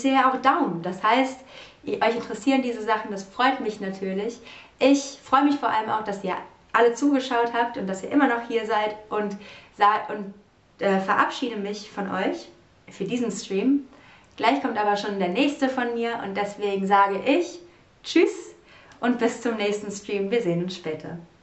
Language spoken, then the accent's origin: German; Cologne, North Rhine-Westphalia, Germany; meiner Heimatstadt Köln